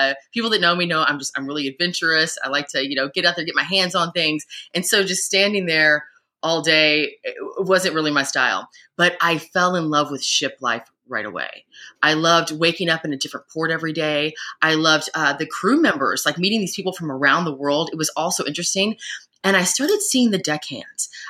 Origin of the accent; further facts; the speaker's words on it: Louisville, Kentucky, United States; I'm from Louisville, Kentucky, so I'm landlocked